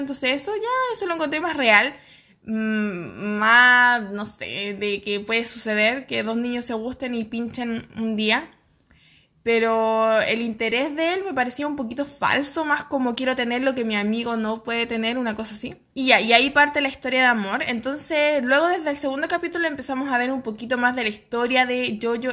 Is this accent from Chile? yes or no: yes; San Felipe, Valparaíso, Chile; todos los del colegio en San Felipe, mi pueblo